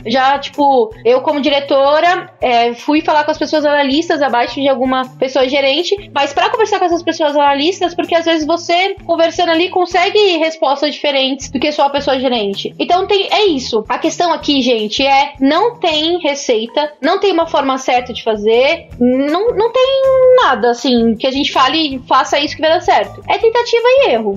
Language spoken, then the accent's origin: Portuguese; São Paulo, Brazil; eu sou paulista